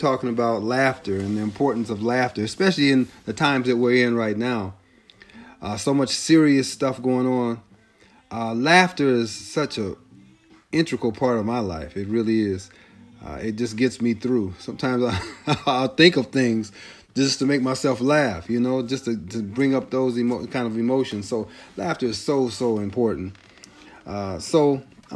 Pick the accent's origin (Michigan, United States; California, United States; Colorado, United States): California, United States; Long Beach; also born or lived in Carson, California; I grew up in Long Beach and in Carson